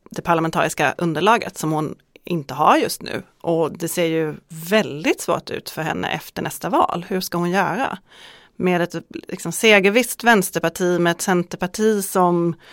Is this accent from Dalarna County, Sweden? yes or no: yes; Borlänge, Dalarna County, Sweden; och eh, jag kommer från Dalarna, född i Borlänge, arbetarkommun.